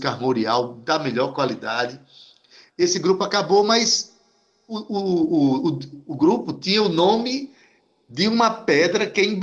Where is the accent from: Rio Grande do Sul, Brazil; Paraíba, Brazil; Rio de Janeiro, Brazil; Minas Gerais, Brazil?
Paraíba, Brazil; para a gente se conhecer melhor como paraibano, como nordestino.